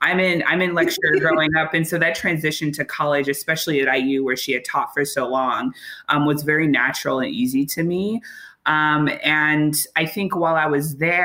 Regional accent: Chicago, Illinois, United States; I'm from Chicago, the South Side, Hyde Park

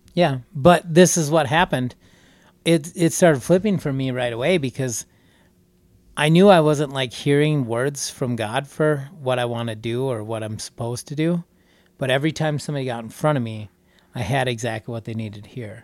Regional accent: Wisconsin, United States; we're from Wisconsin

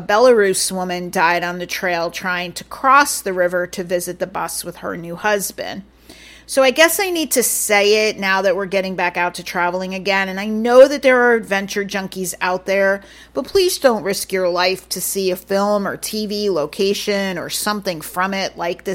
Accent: Yonkers, New York, United States; now in Hudson Valley, United States; I first lived in Yonkers, New York, where I was born and raised.

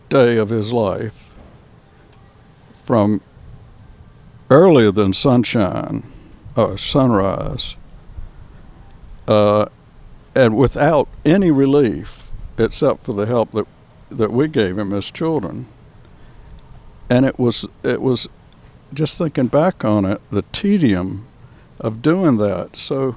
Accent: North Carolina, United States; moved away as an adult; also born or lived in Atlanta, Georgia / Miami, Florida; now in San Diego, United States; I was born on outside of Raleigh on a farm in North Carolina. And I grew up in North Carolina on a little dairy farm

